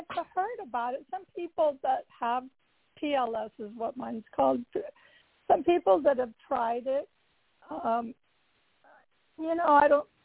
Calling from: Carlsbad, California, United States; I'm from Carlsbad, California.

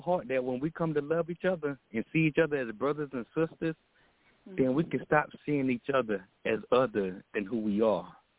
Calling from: Texas, United States; I'm calling out of Texas.

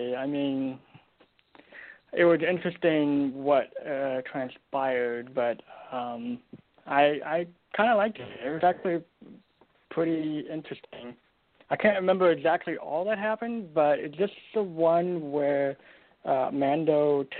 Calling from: Portland, Oregon, United States; It's me from Portland, Oregon.

